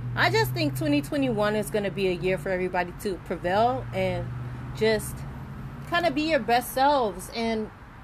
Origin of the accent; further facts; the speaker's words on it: Miami, Florida, United States; I was born and raised in Overtown